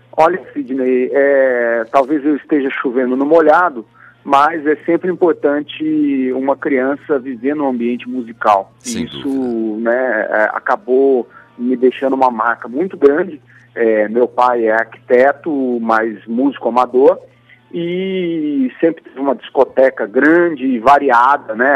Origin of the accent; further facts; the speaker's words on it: Campo Grande, Mato Grosso do Sul, Brazil; eu nasci no Centro-Oeste, né, em Campo Grande, Mato Grosso do Sul, e desde a minha infância, como eu disse, tive essas experiências musicais